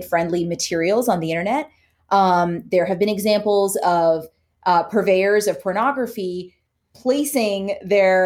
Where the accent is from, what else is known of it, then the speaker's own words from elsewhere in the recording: Canada; now in United States; I'm Canadian. I grew up in Canada.